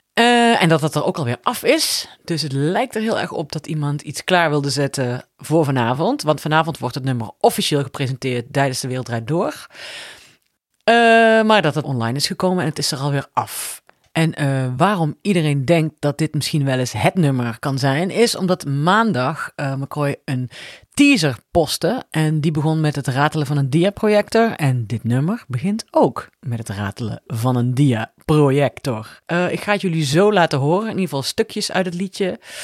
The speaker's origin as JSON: {"language": "Dutch", "country": "Netherlands", "said": "als Nederlander"}